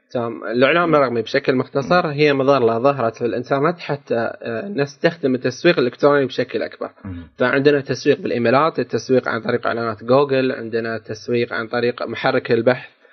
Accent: Qatar; عندنا في قطر

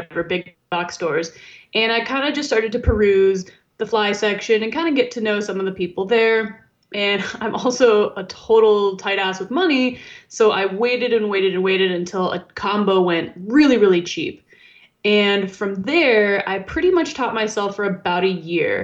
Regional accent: Arizona, United States; my home state

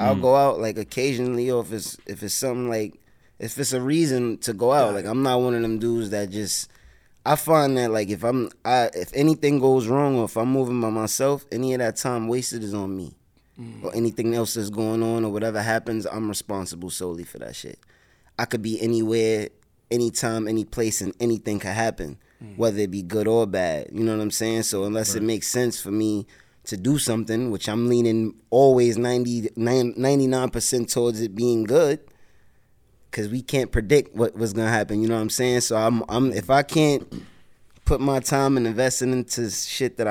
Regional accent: New York City, New York, United States; I'm from the South Bronx, 174th Street, Vice, 2 and 5 line, 36 bus used to be there

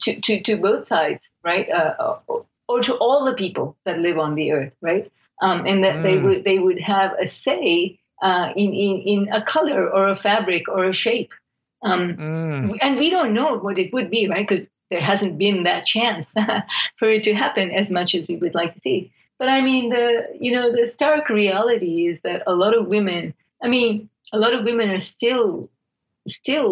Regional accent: Nairobi, Kenya; also born or lived in Calgary, Canada / Silicon Valley, United States; now in United States; I'm from Kenya, so I was an immigrant from Nairobi to Calgary in 1979.

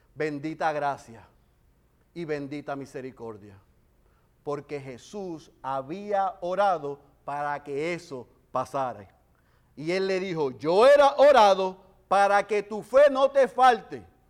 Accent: Bayamón, Puerto Rico; somos como yo de Bayamón

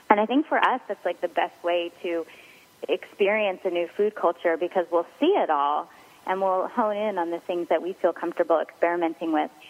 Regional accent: Philadelphia, Pennsylvania, United States; Um, yeah, well, obviously we're from Philadelphia, and we all grew up thinking soft pretzels were like the very best thing in the world.

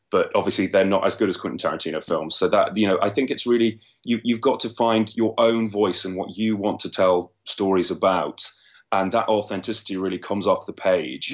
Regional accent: London, United Kingdom; I'm from London in the U K, right in the middle of it.

